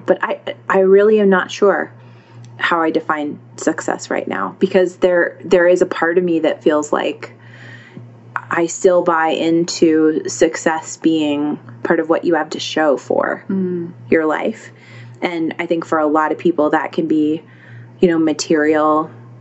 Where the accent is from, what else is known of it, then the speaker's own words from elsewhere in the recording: United States; I'm an American